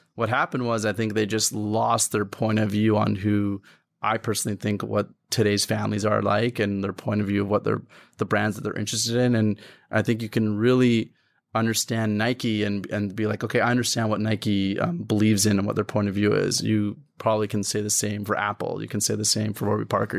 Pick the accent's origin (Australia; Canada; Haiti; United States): Canada; I grew up in Canada